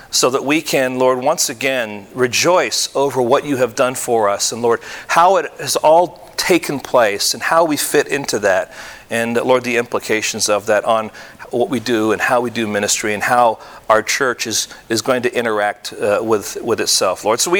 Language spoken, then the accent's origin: English; Michigan, United States; But you have to understand, I came from Michigan, he came from Michigan, and in Michigan, at least when we were there, when I was there